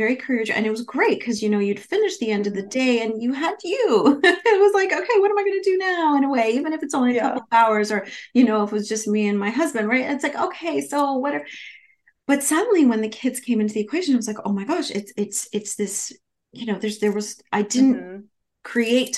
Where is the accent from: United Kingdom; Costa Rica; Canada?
Canada; I'm from Canada, so at the University of Toronto at the School of Management there